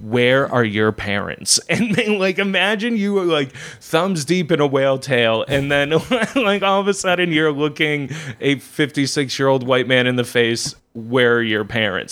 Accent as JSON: {"language": "English", "town": "Worcester", "region": "Massachusetts", "country": "United States", "said": "I'm from Worcester, Massachusetts, uh, which is literally the heart of Massachusetts"}